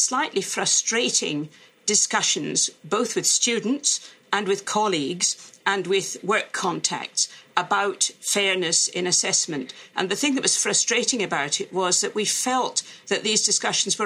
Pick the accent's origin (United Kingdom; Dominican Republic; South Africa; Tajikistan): United Kingdom; Glasgow, Scotland; moved away; also born or lived in Oxford; as some people will spot from my speech, I'm Scot. I come from Glasgow in Scotland, where I went to school and university